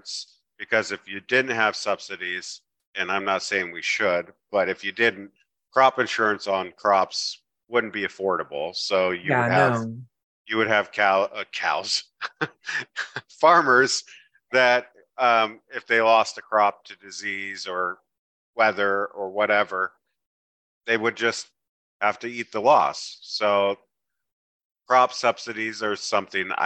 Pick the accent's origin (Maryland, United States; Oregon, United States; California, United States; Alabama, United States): Oregon, United States; Tillamook; we live on the Wilson River that I grew up swimming in.